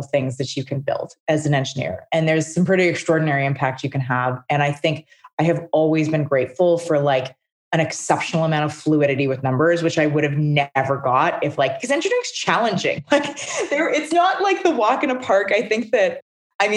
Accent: Calgary, Alberta, Canada; also born or lived in Regina, Saskatchewan; I was born in Calgary.

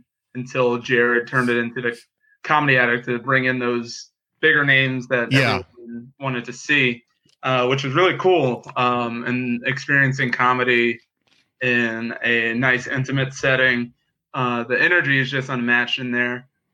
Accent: Indianapolis, Indiana, United States; Grew up in Indianapolis

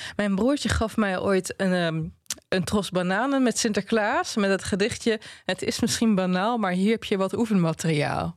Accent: Twente, Overijssel, Netherlands; ik kom uit Twente

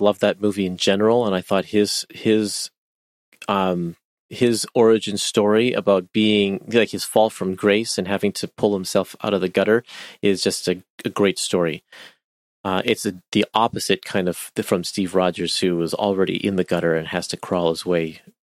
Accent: Canada; I'm Canadian

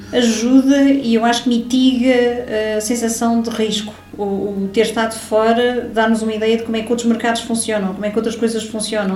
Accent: Lisbon, Portugal; moved away as an adult; now in Algarve, Portugal; Eu sou de Lisboa

